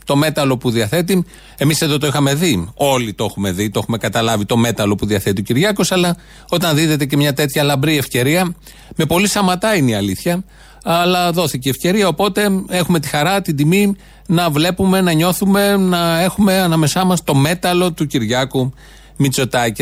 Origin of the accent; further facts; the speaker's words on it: Greece; είμαι Έλληνας είμαι και Ευρωπαίος